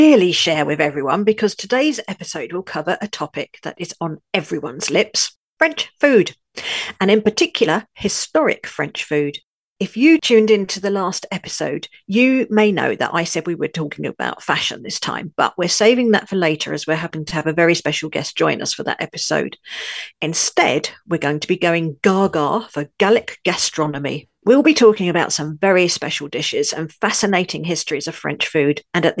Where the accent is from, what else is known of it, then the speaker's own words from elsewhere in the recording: London, United Kingdom; moved away as an adult; now in Pas-de-Calais, France; I was born in London, but I now live in a beautiful part of northern France, the Seven Valleys Pas-de-Calais